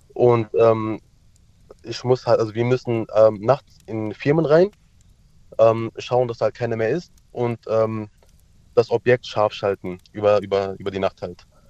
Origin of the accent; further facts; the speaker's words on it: Turkey; now in Mannheim, Germany; ich komme ja aus der Türkei